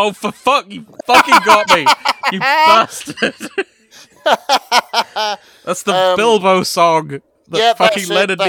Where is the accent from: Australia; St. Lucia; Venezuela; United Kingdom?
United Kingdom; I'm too British for cowboys.